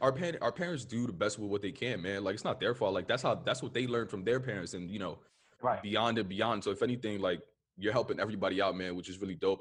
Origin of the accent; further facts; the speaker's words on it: New York City, New York, United States; I'm from the Upper West Side